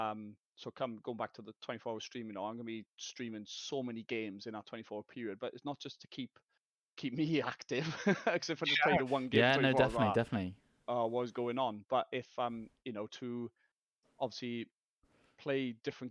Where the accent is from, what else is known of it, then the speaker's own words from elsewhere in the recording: South Wales, United Kingdom; I'm from Wales, South Wales.